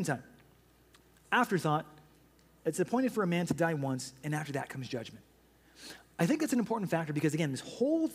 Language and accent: English; United States; we as American citizens